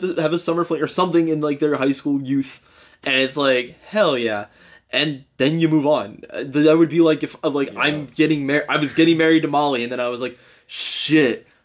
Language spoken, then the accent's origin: English; North Carolina, United States; I grew up in North Carolina